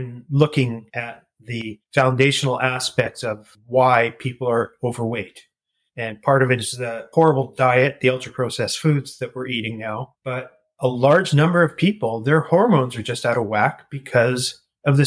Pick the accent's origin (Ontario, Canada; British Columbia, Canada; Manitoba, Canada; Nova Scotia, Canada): Manitoba, Canada; Winnipeg; moved away; also born or lived in Toronto; I was born and raised in Winnipeg, Manitoba